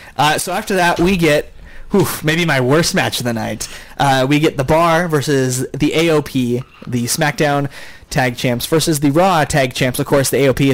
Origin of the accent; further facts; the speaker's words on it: United States; I'm from Lewis County, man.